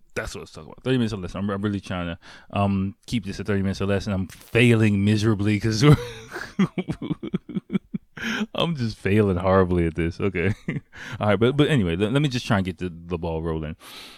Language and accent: English; England, United Kingdom; now in Japan; I really didn't get that many dates when I was back in my home country in England.